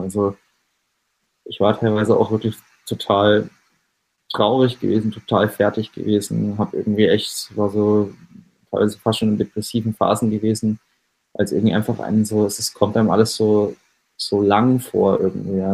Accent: Schweinfurt, Bavaria, Germany; moved away as an adult; also born or lived in Nuremberg; von meinem Heimatort Schweinfurt in kleinen Unterfranken

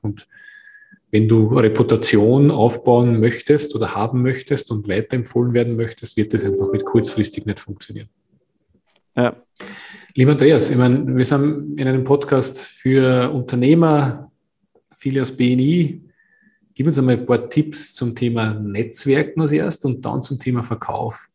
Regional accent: Austria; bei uns in Österreich

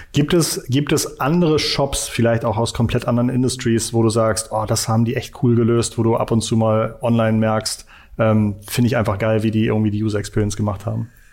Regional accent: Hamburg, Germany; Als Hamburger

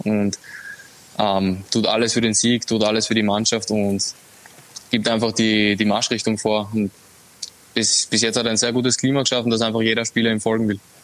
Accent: Austria; now in Italy; ich als Österreicher

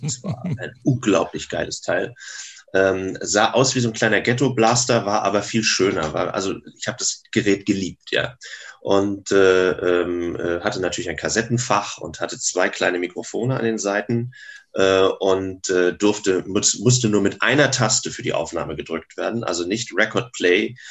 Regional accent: Grevesmühlen, Mecklenburg-Vorpommern, Germany; moved away as an adult; also born or lived in Berlin / Bonn; ich komme aus Grevesmühlen, einem kleinen Ort zwischen, heute würden wir sagen, Lübeck und Wismar

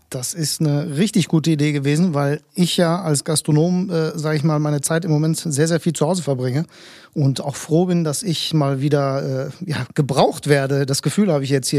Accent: Bielefeld, North Rhine-Westphalia, Germany; Ich bin gebürtiger Bielefelder, äh, stamme allerdings, beziehungsweise meine Eltern stammen aus Griechenland

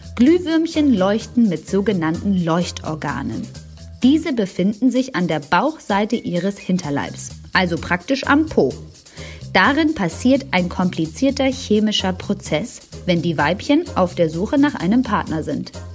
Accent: Germany; Bei uns in Deutschland

